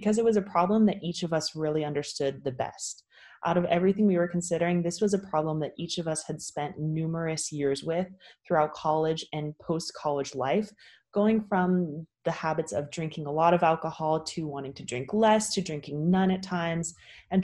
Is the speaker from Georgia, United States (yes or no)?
no; California, United States; I'm originally from California